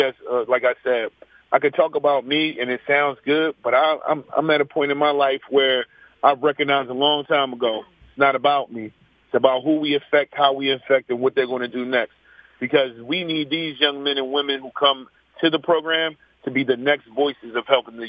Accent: Philadelphia, Pennsylvania, United States; I'm from Wayne Avenue, Happy Hollow, raised in North Philly at the same time. I'm a graduate of Simon Gratz, Reynolds, Bache Martin. So I went to school in North Philadelphia my entire life.

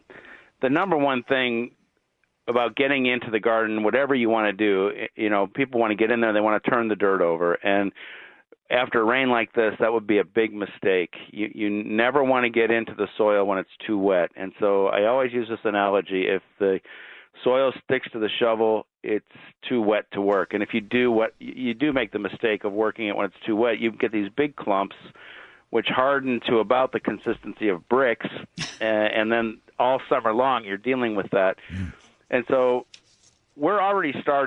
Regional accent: Cleveland, Ohio, United States; moved away; I grew up in Cleveland, where my grandparents are buried at Lakeview Cemetery

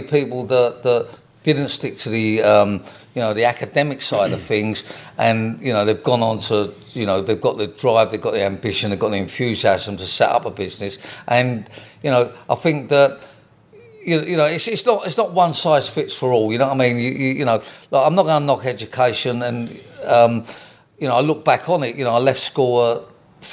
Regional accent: London, United Kingdom; We moved from North London to South London

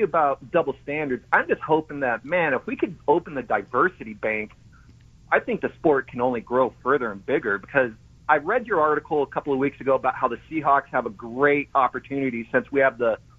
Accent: Seattle, Washington, United States; also born or lived in New Jersey; I grew up here in Seattle

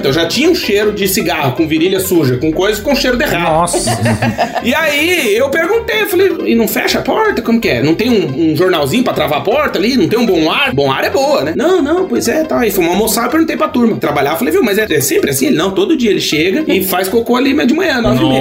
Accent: Brazil; moved away as an adult; a gente nunca vai deixar de ser brasileiro

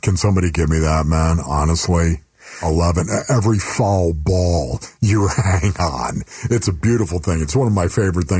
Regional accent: Orchard Park, New York, United States; now in Arizona, United States; Yes, I'm from Orchard Park.

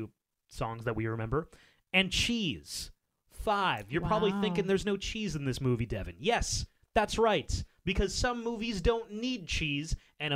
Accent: Canada; we are Canadian

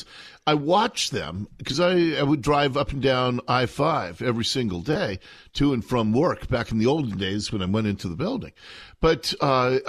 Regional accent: Seattle, Washington, United States; I grew up in Seattle, in Ballard

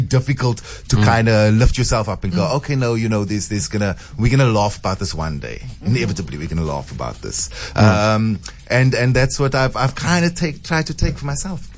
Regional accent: Cape Town, Western Cape, South Africa; also born or lived in Constantia; I grew up in Grassy Park

